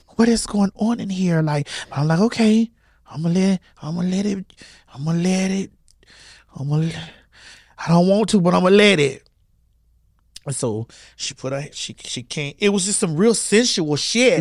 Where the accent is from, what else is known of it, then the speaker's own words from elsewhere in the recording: Miami, Florida, United States; I'm from Miami